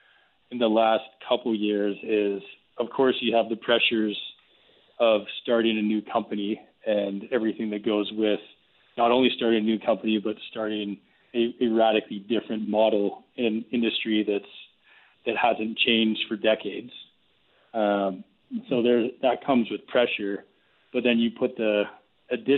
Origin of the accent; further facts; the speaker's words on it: Springbank, Alberta, Canada; We grew up in Springbank, and the only thing that we had to keep us socially connected was school and sports